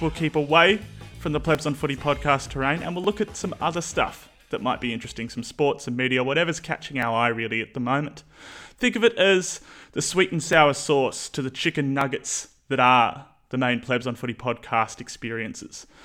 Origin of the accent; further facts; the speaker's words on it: New Zealand; being a Kiwi